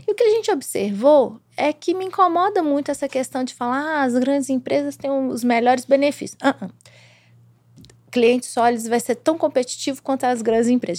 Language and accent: Portuguese; Brazil; Eu, eu como brasileiro, como mulher, eu como mãe